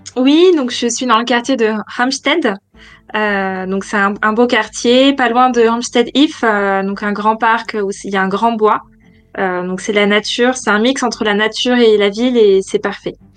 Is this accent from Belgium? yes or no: no; France; moved away as an adult; also born or lived in Paris, France; now in London, United Kingdom; je suis française